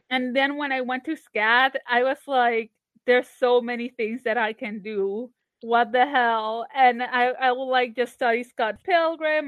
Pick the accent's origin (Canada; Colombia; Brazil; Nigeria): Colombia; Barranquilla, Atlántico; moved away as an adult; also born or lived in Savannah, Georgia; now in Atlanta, United States; I grew up in Barranquilla